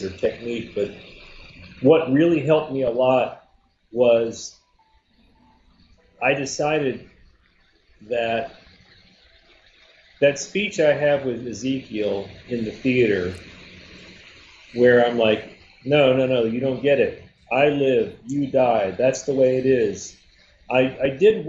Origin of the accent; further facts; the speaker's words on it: Atlanta, Georgia, United States; I'm from Atlanta